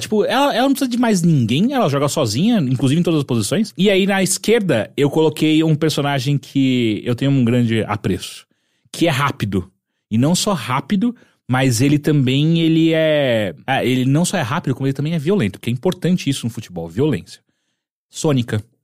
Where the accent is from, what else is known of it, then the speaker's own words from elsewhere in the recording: Atibaia, São Paulo, Brazil; eu andei de bicicleta a minha vida inteira quando era moleque em Atibaia